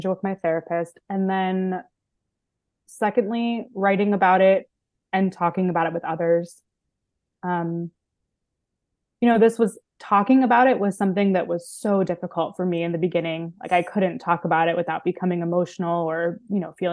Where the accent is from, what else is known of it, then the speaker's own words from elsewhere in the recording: Baltimore, Maryland, United States; now in Los Angeles, United States; I grew up Jewish in Baltimore, Maryland